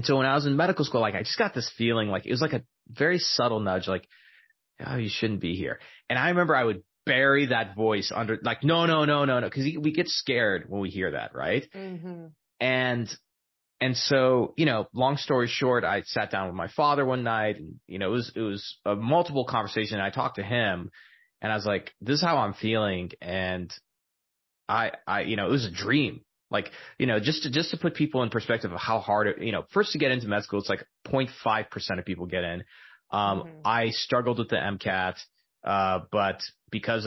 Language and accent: English; El Paso, Texas, United States; I was born and raised in El Paso, Texas